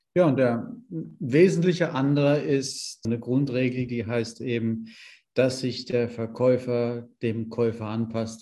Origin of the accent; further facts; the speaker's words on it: Germany; Bei uns in Deutschland